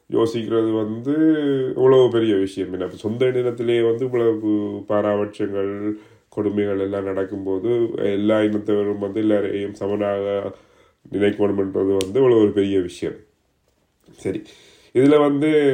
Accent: Jaffna, Northern Province, Sri Lanka; நான் யாழ்ப்பாணத்தை சேர்ந்தவன்

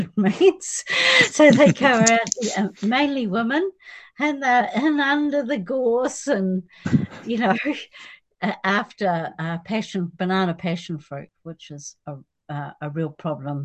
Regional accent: Southland, New Zealand; also born or lived in Portobello / Dunedin; now in Otago Peninsula, New Zealand; I was brought up in Southland in a farming community, and it was a small community

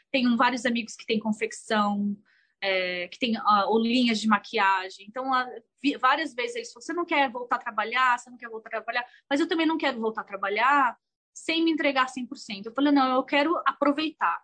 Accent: Brazil; first language Portuguese; moved away as an adult; also born or lived in Thailand; now in United States; a gente foi criada no Brasil com a cultura brasileira, sabe? O português ainda é meu primeiro idioma

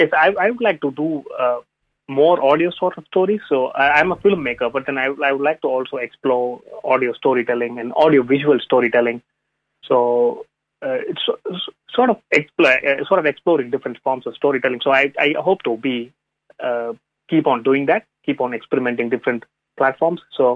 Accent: India; first language Tamil; English is a second language; given my first language is not English, so it's always a point of I think in a different language. I think in Tamil, which is a southern Indian language.

